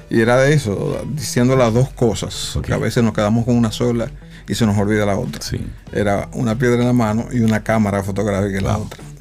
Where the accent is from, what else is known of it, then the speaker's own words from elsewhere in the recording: San Juan de la Maguana, San Juan, Dominican Republic; moved away; also born or lived in Santo Domingo; Yo soy oriundo de San Juan de la Maguana.